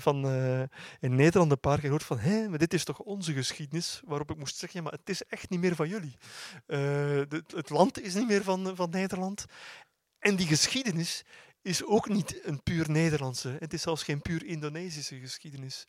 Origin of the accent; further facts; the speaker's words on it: Flanders, Belgium; heb zelf nog op, op mijn middelbare school in, eh, in Vlaanderen